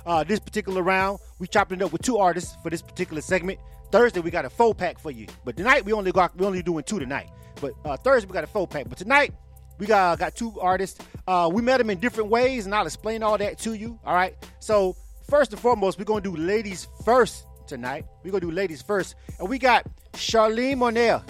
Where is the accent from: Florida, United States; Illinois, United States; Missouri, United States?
Florida, United States; now in Atlanta, United States; I'm from Florida myself